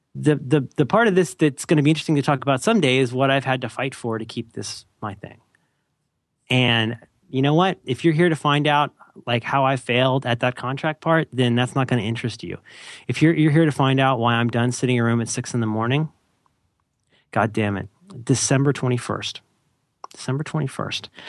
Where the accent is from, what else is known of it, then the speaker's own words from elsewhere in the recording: Ohio, United States; I'm from Ohio.